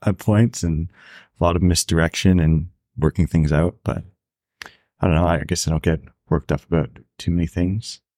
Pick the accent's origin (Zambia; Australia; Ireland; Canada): Canada; rural Ontario; moved away as an adult; also born or lived in Banff, Alberta; It's, like, pretty rural Ontario